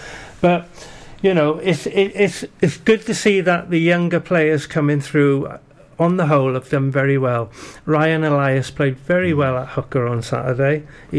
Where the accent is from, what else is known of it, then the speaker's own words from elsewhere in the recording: United Kingdom; And as a British fan, I want Lewis Hamilton to go on and win it.